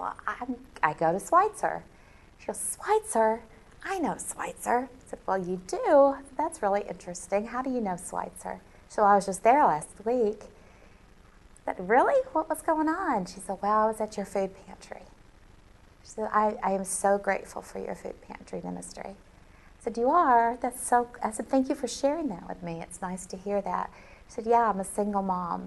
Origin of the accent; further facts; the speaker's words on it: Alabama, United States; moved away; I was raised in Alabama